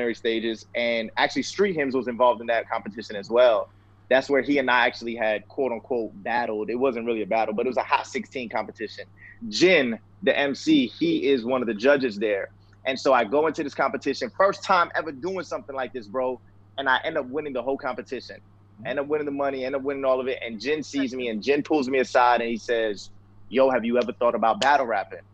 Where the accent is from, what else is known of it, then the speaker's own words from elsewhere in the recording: Tampa, Florida, United States; also born or lived in Queens, New York; for the rest of the rest of my life, Tampa, Florida.